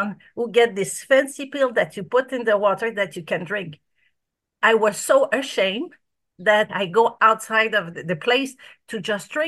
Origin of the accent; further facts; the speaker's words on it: Canada; now in Australia; I'm from Canada